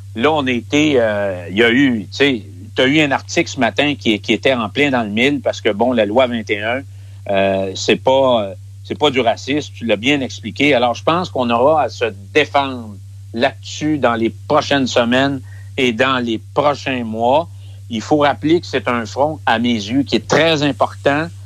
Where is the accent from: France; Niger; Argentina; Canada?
Canada; Quebec; chez nous au Québec